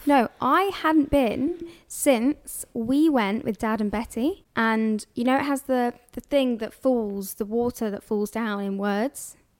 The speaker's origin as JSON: {"language": "English", "region": "London", "country": "United Kingdom", "said": "I'm from here."}